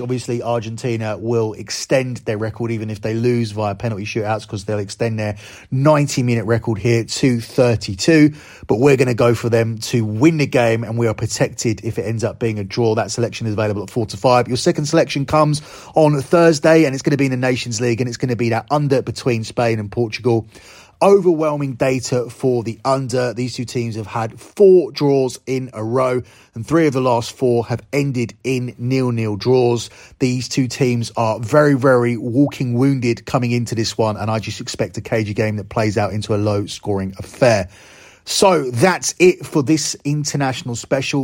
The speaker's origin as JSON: {"language": "English", "country": "United Kingdom", "said": "as a Brit"}